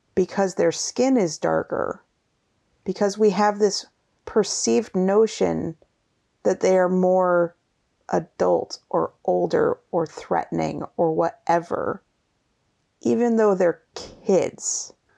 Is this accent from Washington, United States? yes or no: yes; Seattle, Washington, United States; we are from Seattle